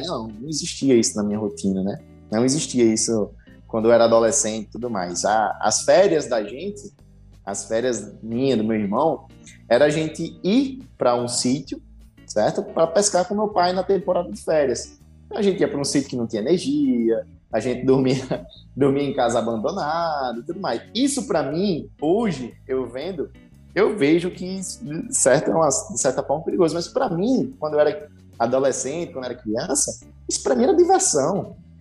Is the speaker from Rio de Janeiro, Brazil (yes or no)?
no; Parelhas, Rio Grande do Norte, Brazil; moved away as an adult; now in Natal, Brazil; venho do Rio Grande do Norte, né? Do interior do estado, uma cidade como o Rafael chamou, parelhas